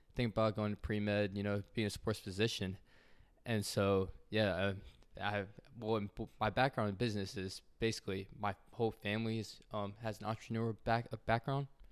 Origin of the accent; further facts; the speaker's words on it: Atlanta, Georgia, United States; I grew up in Atlanta, Georgia